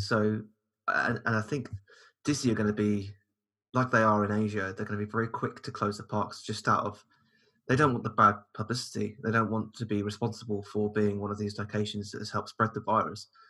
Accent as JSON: {"language": "English", "country": "United Kingdom", "said": "us in the UK"}